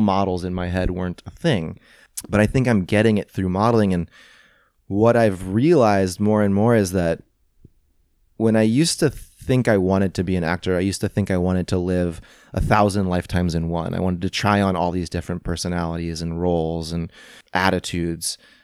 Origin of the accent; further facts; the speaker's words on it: St. Louis, Missouri, United States; moved away; growing up in Saint Louis, I didn't have parents who were actors and models